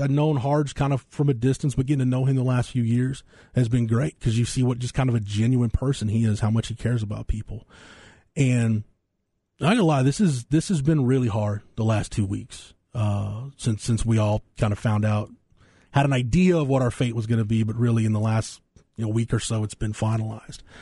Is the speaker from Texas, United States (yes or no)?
yes; Florence, Texas, United States; my hometown